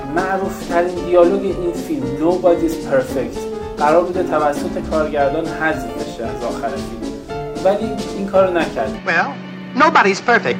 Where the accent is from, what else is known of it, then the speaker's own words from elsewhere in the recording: Iran; ما که ایرانی هستیم